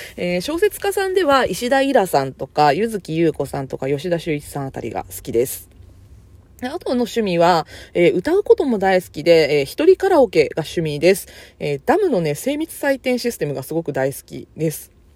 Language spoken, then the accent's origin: Japanese; Kyushu, Japan; also born or lived in Kansai; 出身地は、あの、関西生まれ、九州育ち、現在在住は九州です